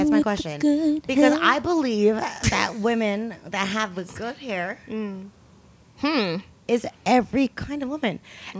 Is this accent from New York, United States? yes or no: no; the Bay Area, California, United States; I'm from the Bay.